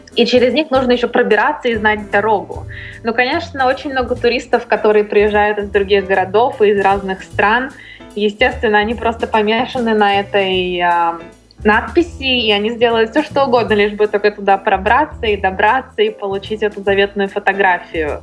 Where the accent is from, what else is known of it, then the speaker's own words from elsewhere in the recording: Russia; moved away as an adult; now in Los Angeles, United States; я сказала, из России